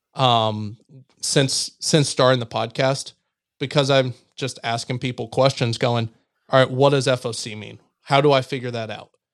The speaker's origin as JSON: {"language": "English", "region": "Missouri", "country": "United States", "tie": "born or raised there", "said": "my home state"}